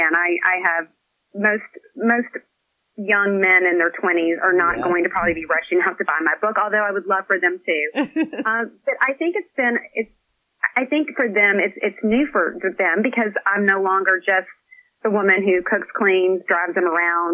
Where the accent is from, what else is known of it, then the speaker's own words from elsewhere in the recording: Scottsville, Kentucky, United States; now in Nashville, United States; I live in Tennessee now. I'm originally from Kentucky.